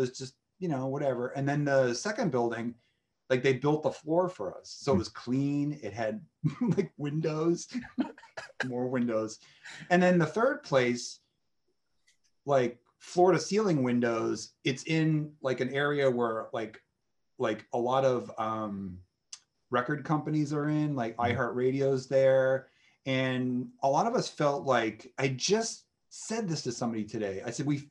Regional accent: Massachusetts, United States; moved away; I'm from Massachusetts

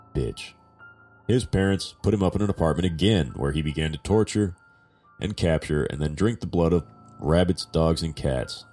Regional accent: Southern California, United States; I'm from the South.

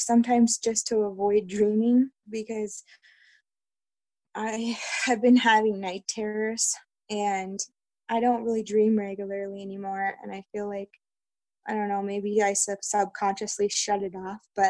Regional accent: Yellowstone area, Montana, United States; I'm actually from around the Yellowstone area, or the, I guess I can tell you the state I'm in. I'm in Montana

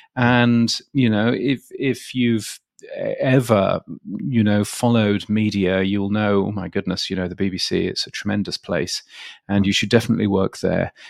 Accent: United Kingdom; moved away as an adult; now in Australia; in the U K, um, where I was born, where I grew up

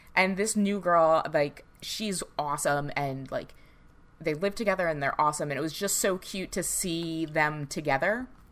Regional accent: New York City, New York, United States; accent: Staten Island; moved away

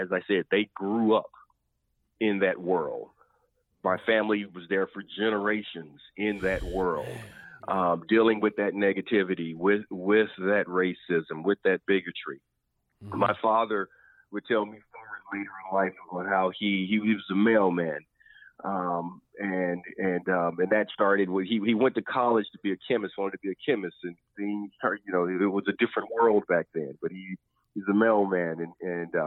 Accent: Anniston, Alabama, United States; my hometown. Like, that's where I'm from. I mean, that happened 5 minutes from the house that I grew up

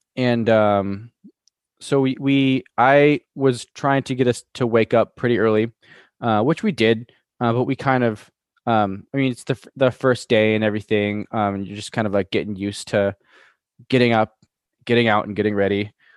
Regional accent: Midwest, United States; being from the Midwest

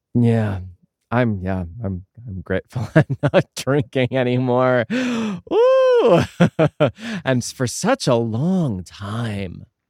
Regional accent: Pennsylvania, United States; I grew up in Pennsylvania and I went to college in Allentown

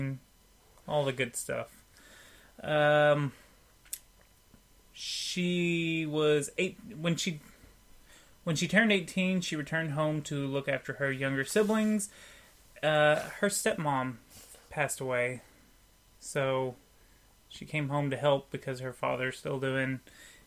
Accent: United States; I'm American

